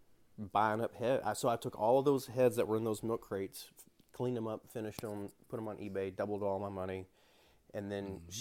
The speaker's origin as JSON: {"language": "English", "region": "Kentucky", "country": "United States", "also_born_or_lived": "Spokane, Washington", "moved": "as an adult", "said": "I'm from around this area."}